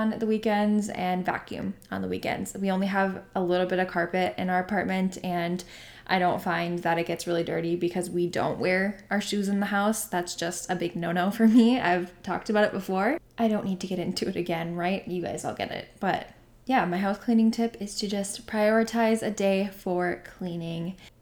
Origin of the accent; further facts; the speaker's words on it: North Dakota, United States; I'm from North Dakota, good old North Dakota